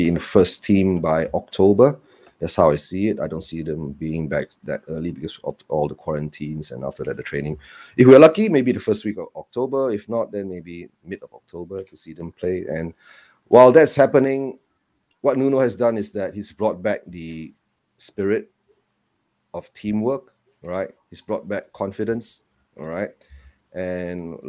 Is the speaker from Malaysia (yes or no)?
yes; Malaysia; I'm from Malaysia